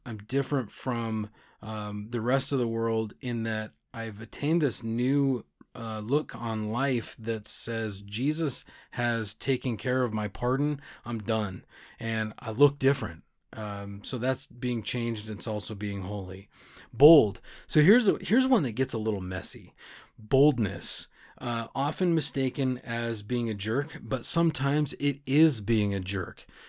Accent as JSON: {"language": "English", "country": "United States", "said": "our country was founded by Christians"}